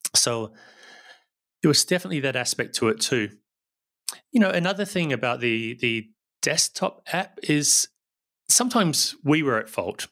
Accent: New Zealand; now in Barcelona, Spain; I don't sound very Spanish, and that's because I'm originally from New Zealand

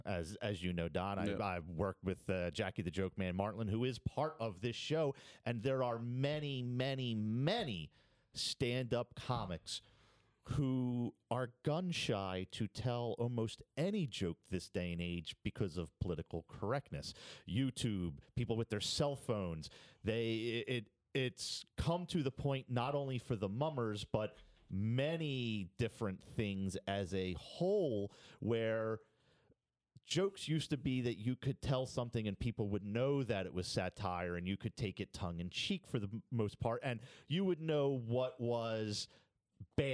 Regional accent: Philadelphia, Pennsylvania, United States; me as a Philadelphian

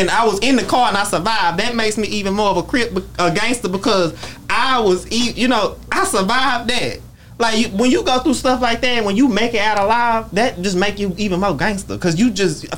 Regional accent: Fort Worth, Texas, United States; I'm a Crip just because I was born on the South Side

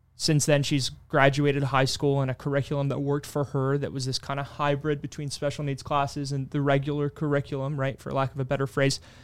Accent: Kilmarnock, Scotland, United Kingdom; also born or lived in Texas; now in United States; growing up in Scotland, we had, you know, the school system as is

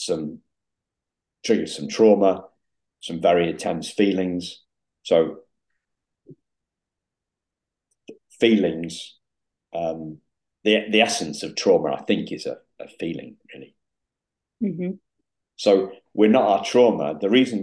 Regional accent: Yorkshire and the Humber, United Kingdom; also born or lived in Liverpool; I'm from Yorkshire. I've lived in Yorkshire since I was 5 weeks old, when my mum and dad collected me from Liverpool

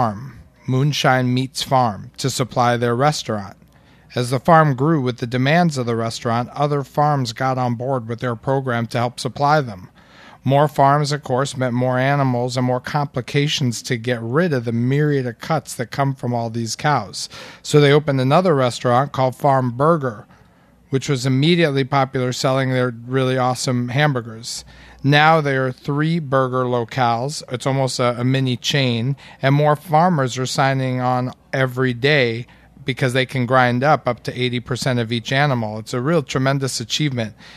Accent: New York City, New York, United States; you, like me, are part of the select few people that are born and raised in New York City

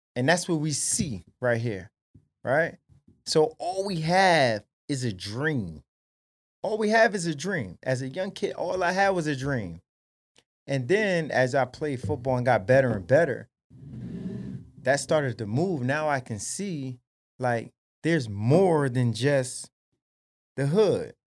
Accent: Paterson, New Jersey, United States; born and raised Paterson, New Jersey

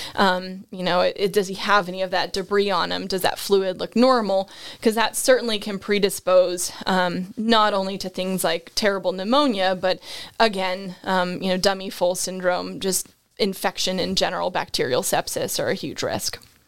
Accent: Nova Scotia, Canada; moved away as an adult; also born or lived in Ontario / North Carolina / Georgia; grew up in Nova Scotia, which is, of course, where all of those good accents of about and out and sorry come from.

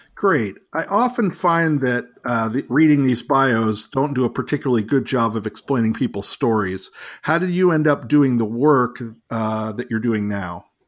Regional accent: New York City, New York, United States; I was born in New York City myself

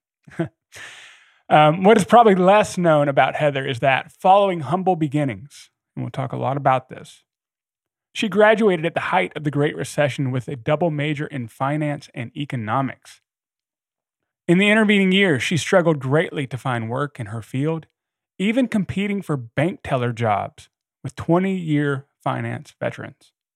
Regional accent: the South, United States; I grew up in the South

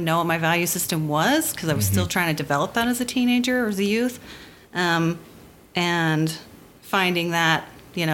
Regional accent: near Philadelphia, Pennsylvania, United States; now in Utah, United States; I grew up near Philadelphia, Pennsylvania. My parents moved there when I was one

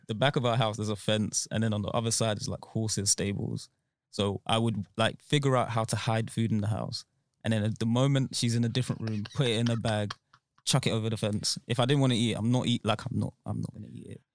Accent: Nigeria; I was born in Nigeria, so it was in Nigeria

